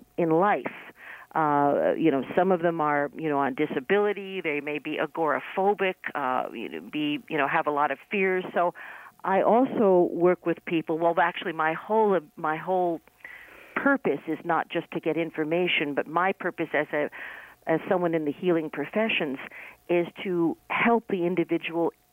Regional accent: New York City, New York, United States; I'm from New York City

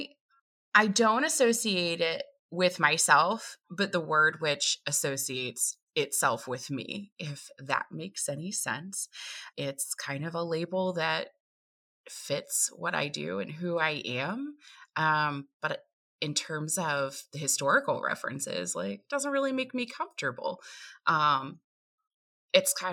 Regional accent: Appalachian Mountains of Virginia, United States; I hail from the Appalachian Mountains of Virginia

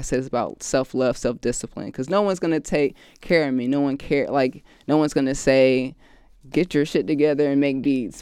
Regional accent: Raleigh, North Carolina, United States; now in Los Angeles, United States; I'm from Raleigh, North Carolina. Um, I'm the only child

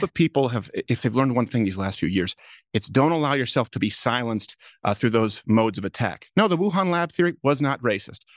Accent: Canada; moved away; I grew up in Canada

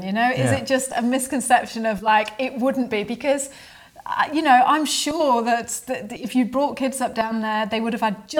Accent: Bath, South West England, United Kingdom; now in New Zealand; I mean, we came from Bath in England, where it was so heavily populated

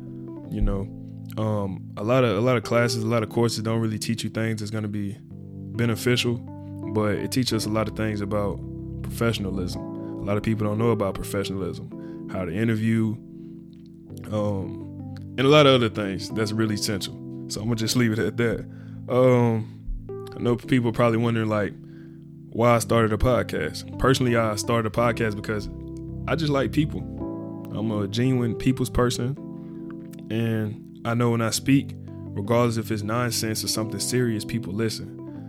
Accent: Birmingham, Alabama, United States; also born or lived in Sarasota, Florida; I'm from Birmingham, Alabama, but I was also raised in Sarasota, Florida. I spent an equal amount of time in both places, so I'm a native to both.

